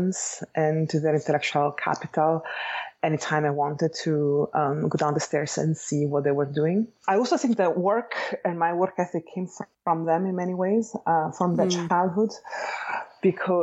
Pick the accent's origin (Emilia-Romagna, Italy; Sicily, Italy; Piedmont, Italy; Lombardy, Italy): Emilia-Romagna, Italy; Bologna; accent: Italian; English is a second language; moved away as an adult; now in Los Angeles, United States; I am Italian, as you can hear from my accent. So I was born and raised in Italy, specifically in Bologna